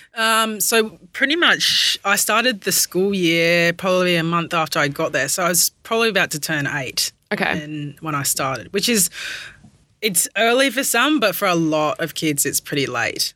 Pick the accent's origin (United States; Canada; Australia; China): Australia; Perth, Western Australia; moved away as an adult; also born or lived in Brighton, England / Brisbane; now in Melbourne, Australia; born in the UK, moved to Perth when I was 7